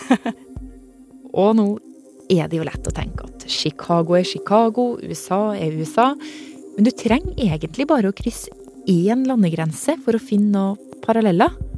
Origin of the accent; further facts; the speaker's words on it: Norway; Her hjemme i Norge